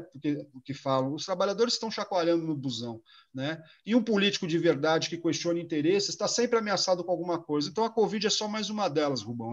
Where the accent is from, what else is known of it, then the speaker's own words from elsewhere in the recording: São Carlos, São Paulo, Brazil; now in São Paulo, Brazil; Lá em São Carlos do Pinhal, a terra onde eu nasci. Nós somos de família muito pobre lá